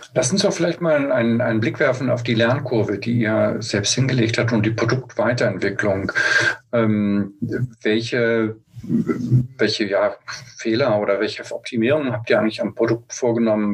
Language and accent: German; Germany; wir als Deutsche